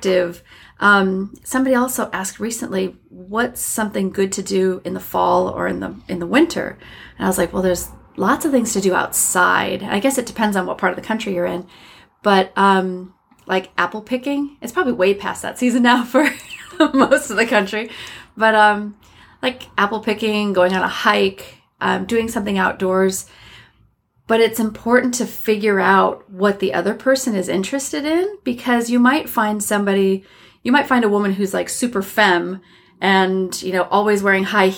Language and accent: English; Iowa, United States; moved away as an adult; also born or lived in Minnesota / Wisconsin / New York City / Germany; now in California, United States; I grew up in the Midwest, Minnesota-born, Iowa-bred